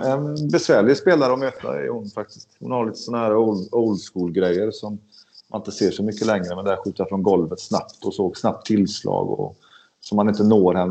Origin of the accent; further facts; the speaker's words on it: Sweden; som svensk